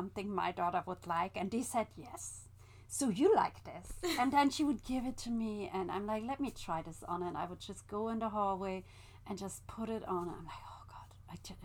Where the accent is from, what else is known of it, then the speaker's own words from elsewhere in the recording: East Germany, Germany; moved away; I grew up in East Germany.